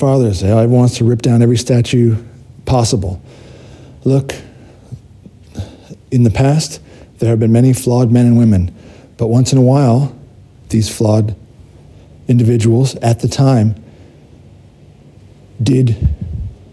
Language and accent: English; United States; I did grow up in America. I'm an American